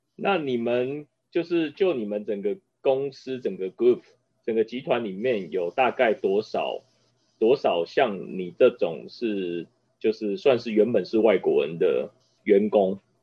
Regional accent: Taiwan; 能够从中间学到很多我们台湾人也看不到的一些新的产品

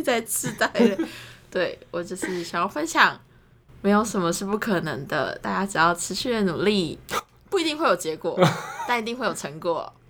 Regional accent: Taiwan; first language Chinese

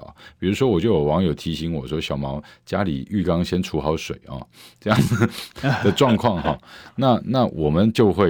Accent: Taiwan; 那你今天整个在面对我们台湾人的生存的问题，该不该是执政者最心心念念的状况？

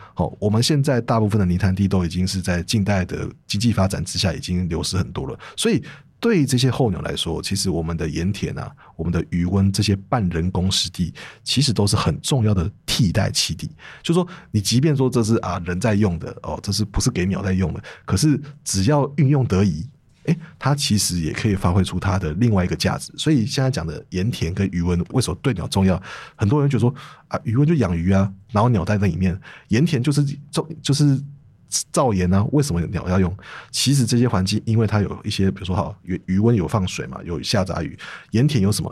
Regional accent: northern Taiwan, Taiwan; 我们北部人

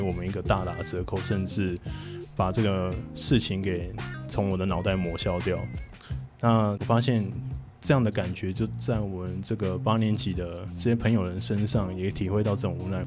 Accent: Taiwan; 我本身其实我是高雄人，然后在，在屏东旁，旁边这样

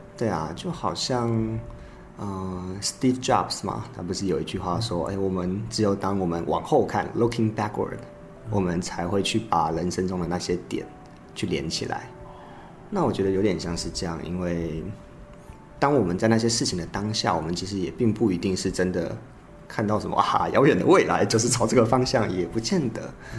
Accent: Kinmen County, Taiwan; moved away as an adult; 我其实从小都在金门长大，那高中的时候是金门高中

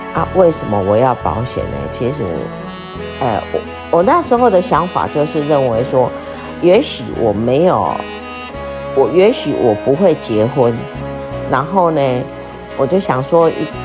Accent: Taiwan; 我们台湾人

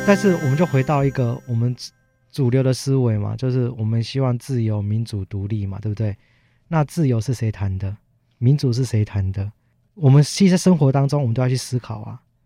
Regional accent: Tainan, Taiwan; 我自己是身份字号是R开头，我们来自台南

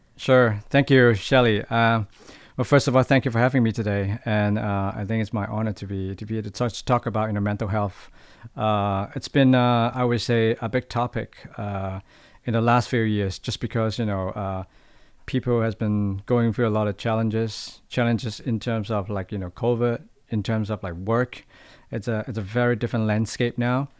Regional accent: Hong Kong; moved away as an adult; now in Taiwan; I'm from Hong Kong.

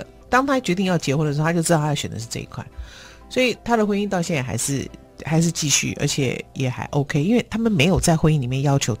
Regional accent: Shandong, China; 我们山东话叫七大姑八大姨

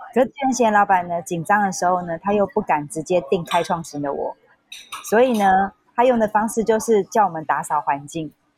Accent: Taiwan; also born or lived in Hong Kong; 零， 零九年的时候，我回到台湾

